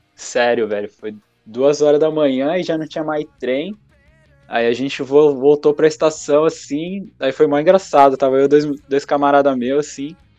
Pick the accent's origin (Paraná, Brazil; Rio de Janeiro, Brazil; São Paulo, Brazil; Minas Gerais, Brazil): São Paulo, Brazil; Biritiba Mirim; Eu sou de Biritiba Mirim